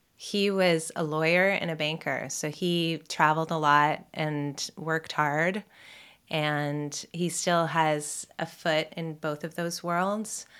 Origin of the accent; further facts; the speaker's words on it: Toronto, Ontario, Canada; I was raised here in Toronto by my mom mostly